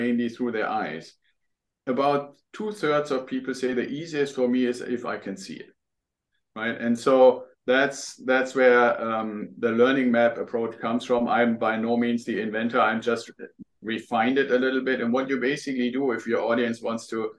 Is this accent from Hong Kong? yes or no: no; Germany; English is a second language; moved away as an adult; now in United States; I'm originally from Germany. People will probably hear that when they hear me talk